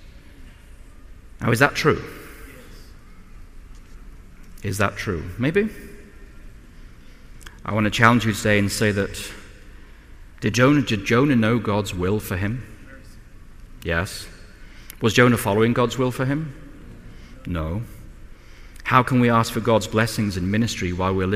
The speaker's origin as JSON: {"language": "English", "region": "England", "country": "United Kingdom", "said": "as an Englishman"}